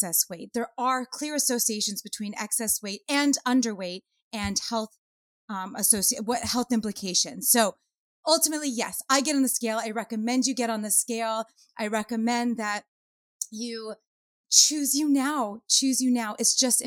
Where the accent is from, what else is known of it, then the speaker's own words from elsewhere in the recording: Los Angeles, California, United States; I grew up in Hollywood